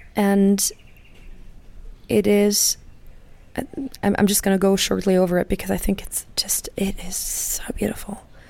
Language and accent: English; Germany; I'm from Germany